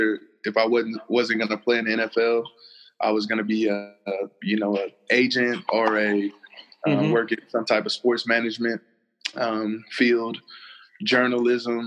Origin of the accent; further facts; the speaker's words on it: St. Louis, Missouri, United States; moved away as an adult; also born or lived in Kansas / Houston, Texas; I grew up in St. Louis, Missouri, born and raised there